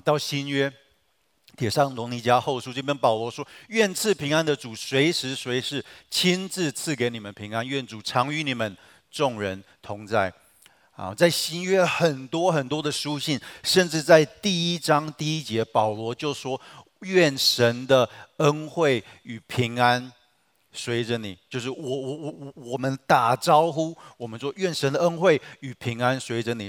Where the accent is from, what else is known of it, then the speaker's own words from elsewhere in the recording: Taiwan; 我们台湾人